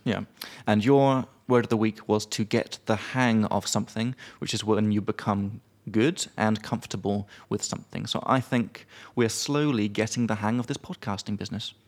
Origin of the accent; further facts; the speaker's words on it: United Kingdom; now in Czech Republic; as a British guy